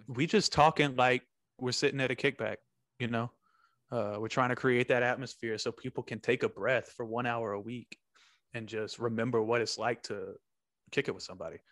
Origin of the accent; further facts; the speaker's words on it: Texas, United States; I'm from, I'm from Longhorn Territory